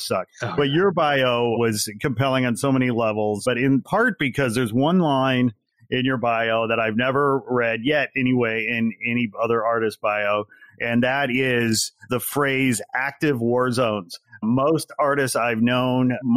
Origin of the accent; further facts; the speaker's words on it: Chicago, Illinois, United States; I'm from Chicago land originally